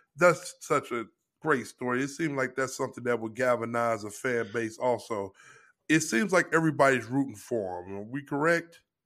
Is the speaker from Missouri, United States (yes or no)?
yes; St. Louis, Missouri, United States; I grew up in Saint Louis, Missouri